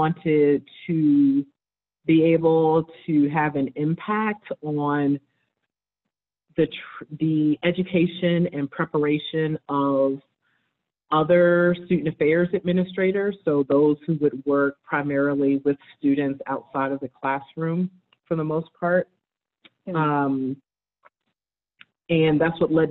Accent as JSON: {"language": "English", "town": "New York City", "region": "New York", "country": "United States", "tie": "born or raised there", "also_born_or_lived": "Michigan / Colorado", "moved": "as an adult", "said": "I'm from New York City. originally born and raised in New York, in Harlem particularly"}